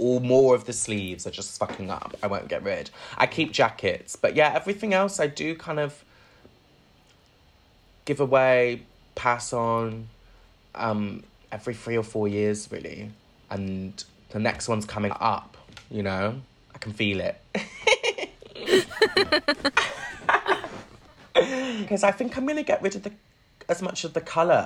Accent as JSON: {"language": "English", "town": "Bristol", "region": "South West England", "country": "United Kingdom", "tie": "born or raised there", "also_born_or_lived": "London", "moved": "as an adult", "lives_now": "Bristol, United Kingdom", "said": "Moving to Bristol, where, like, obviously Bristol's got style. It's where I grew up"}